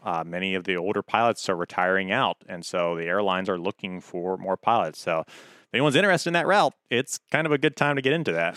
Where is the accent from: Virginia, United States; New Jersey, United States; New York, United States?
Virginia, United States; Hampton; I, uh, I grew up in Hampton, uh, grew up very close to Nickerson Boulevard and Fox Hill Road area.